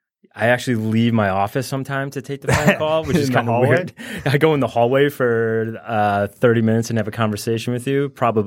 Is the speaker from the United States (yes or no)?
yes; Illinois, United States; moved away; I'm from Illinois